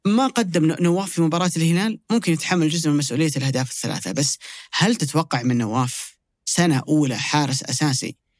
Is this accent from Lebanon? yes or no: no; Saudi Arabia; كلنا كسعوديين